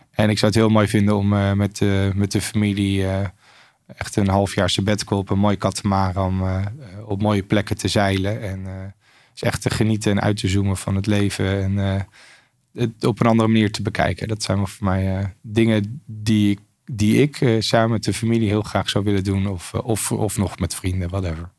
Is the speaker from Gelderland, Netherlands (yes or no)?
yes; Lochem, Gelderland, Netherlands; moved away as an adult; now in Australia; in Lochem verder opgegroeid